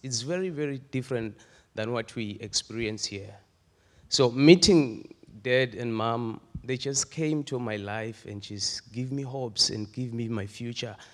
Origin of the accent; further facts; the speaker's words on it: Eswatini; moved away; I'm a Swazi. I was born and raised in Swaziland.